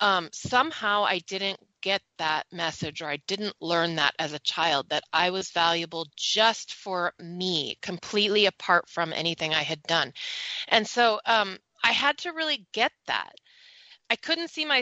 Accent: Silicon Valley, California, United States; I grew up in the Silicon Valley

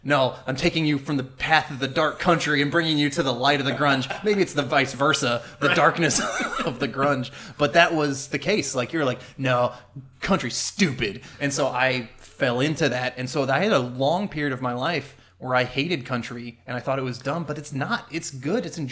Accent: the South, United States; growing up in the South

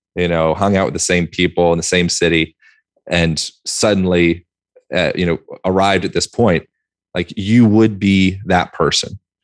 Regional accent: United States; being an American

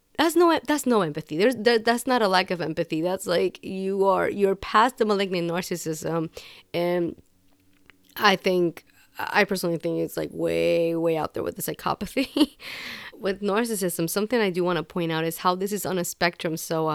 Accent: Puerto Rico; Growing up in Puerto Rico, I, especially as a kid, like when I was living there, you would hear stories.

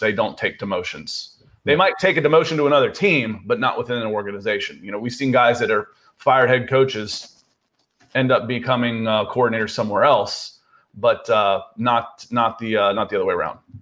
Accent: Akron, Ohio, United States; moved away; I was born in Akron, Ohio, a suburb of Cleveland, uh, and, uh, and all my family was there

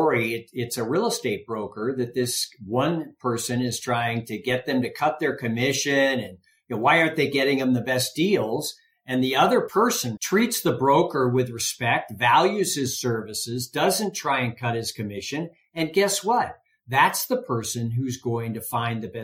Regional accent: San Francisco, California, United States; moved away as an adult; now in Reno, United States; I grew up in the Bay Area

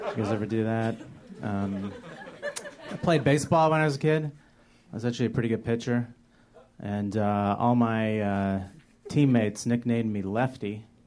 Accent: North Texas, United States; moved away as an adult; now in Los Angeles, United States; I grew up in Texas, and uh, I grew up in North Texas

